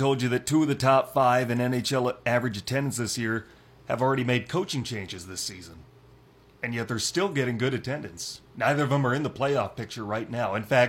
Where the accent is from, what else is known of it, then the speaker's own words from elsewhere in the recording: Northwestern Iowa, United States; moved away; My hometown is 2 hours from Omaha